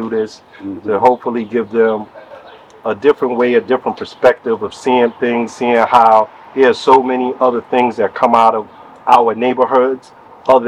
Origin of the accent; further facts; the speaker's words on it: New York City, New York, United States; We from Brooklyn